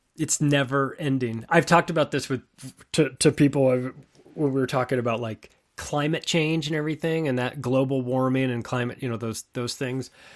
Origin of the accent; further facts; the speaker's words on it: West Coast, United States; I grew up on the West Coast.